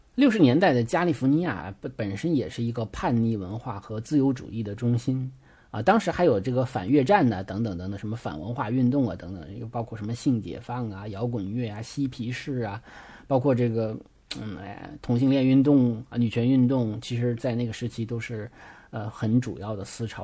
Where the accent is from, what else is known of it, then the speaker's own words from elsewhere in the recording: China; 因为我们中国人的中国画里的技法有那像泼墨大写意是吧？